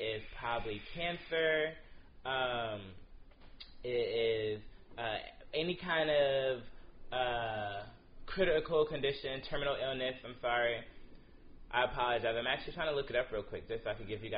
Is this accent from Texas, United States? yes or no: no; New York, United States; my home state of New York